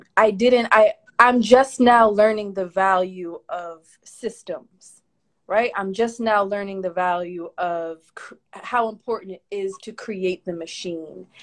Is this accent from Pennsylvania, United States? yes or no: yes; Philadelphia, Pennsylvania, United States; I wasn't born in Philly, but pretty much raised since, since like kindergarten. I've been in Philly